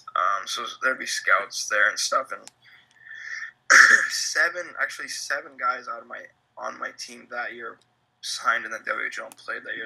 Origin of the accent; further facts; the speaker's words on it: California, United States; moved away as an adult; also born or lived in Glens Falls, New York; I am from California